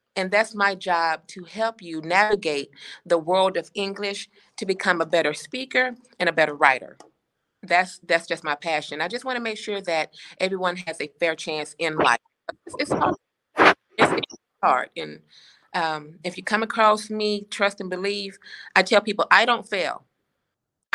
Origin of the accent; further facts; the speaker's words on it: Chattanooga, Tennessee, United States; now in Atlanta, United States; I'm born and raised in Chattanooga, Chattanooga, Tennessee, but I currently live in Atlanta, Georgia.